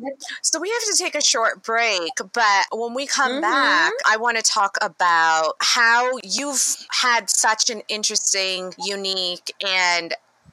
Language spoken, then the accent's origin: English; India; now in United States; for me, I came from India where I wasn't even a minority to Detroit, you know, to Michigan, not even Detroit, to Michigan